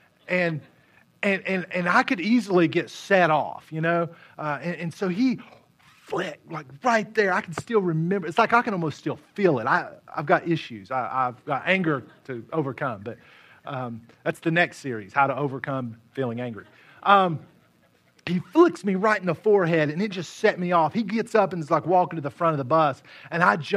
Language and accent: English; West Virginia, United States; I grew up in West Virginia